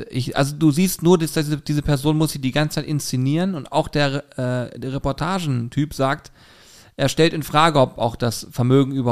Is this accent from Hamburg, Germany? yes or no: yes; Hamburg, Germany; ich komme aus Hamburg, ja logisch fliege ich Privatjet.